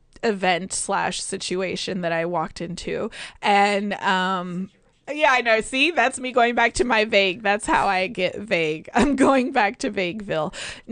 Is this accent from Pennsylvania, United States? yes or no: no; Chicago, Illinois, United States; born there; I was born in Chicago and I'm a Bulls fan forever.